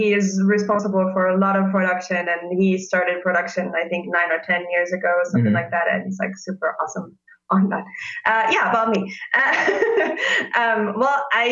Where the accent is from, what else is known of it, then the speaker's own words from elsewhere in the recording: Israel; moved away as an adult; now in Leipzig, Germany; I'm currently living in Leipzig, and I'm originally from Israel.